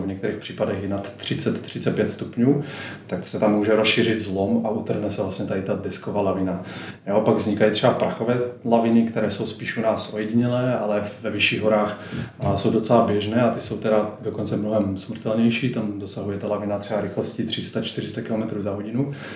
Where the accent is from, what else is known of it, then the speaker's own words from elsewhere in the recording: Slovakia; moved away as an adult; now in Prague, Czech Republic; Pocházím ze Slovenska, ale žiju dvanáct let, eh, tady v Česku